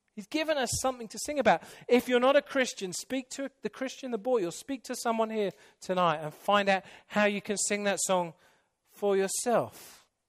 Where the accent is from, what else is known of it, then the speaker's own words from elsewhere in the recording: England, United Kingdom; moved away; I'm English